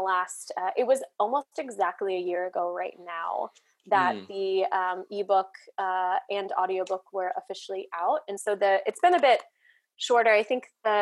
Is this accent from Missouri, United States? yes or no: yes; outside St. Louis, Missouri, United States; I grew up outside St. Louis